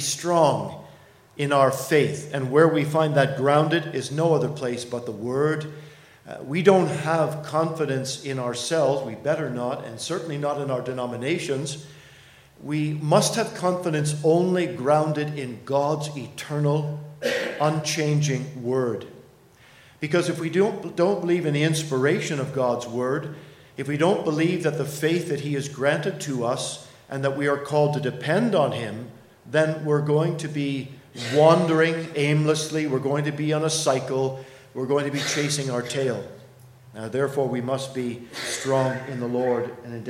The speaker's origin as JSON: {"language": "English", "country": "Canada", "said": "as a Canadian, one who ministers in Toronto"}